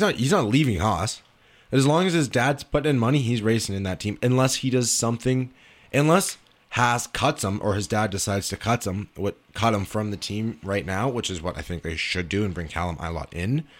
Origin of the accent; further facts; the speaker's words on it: Canada; as a Canadian